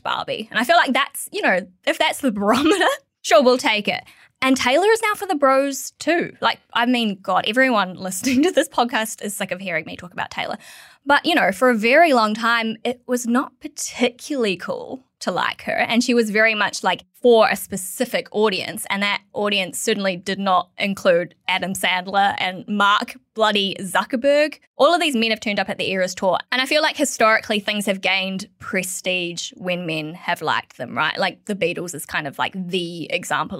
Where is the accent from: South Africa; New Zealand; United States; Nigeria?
New Zealand; now in Australia; as a New Zealander